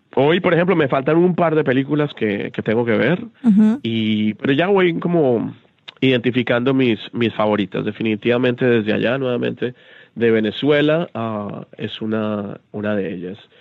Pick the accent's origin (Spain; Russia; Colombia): Colombia; soy colombiano